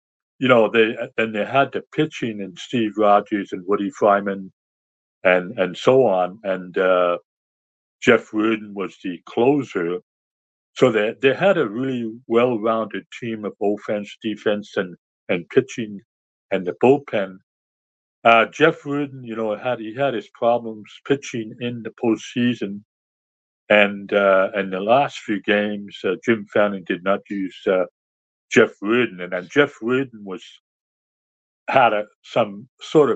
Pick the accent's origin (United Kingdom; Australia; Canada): Canada; near Ottawa, Ontario; watched the Expos when I was growing up near Ottawa, Canada